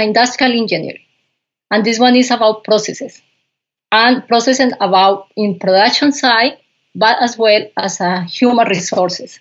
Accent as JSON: {"language": "English", "town": "Pitalito", "region": "Huila", "country": "Colombia", "tie": "born or raised there", "also_born_or_lived": "Bogota, Colombia", "first_language": "Spanish", "second_language": "English", "moved": "as an adult", "said": "I grew up in Colombia in a little farm, coffee farm"}